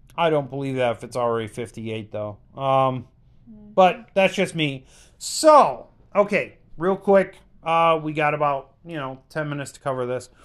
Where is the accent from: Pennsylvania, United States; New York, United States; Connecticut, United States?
New York, United States; Buffalo; we're from Buffalo